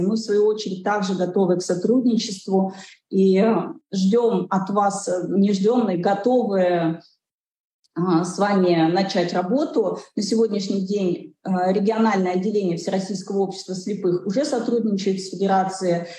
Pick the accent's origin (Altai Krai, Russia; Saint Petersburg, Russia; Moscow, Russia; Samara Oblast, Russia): Altai Krai, Russia; Biysk; в моем родном городе, где я родилась, где я училась, где начала свою спортивную карьеру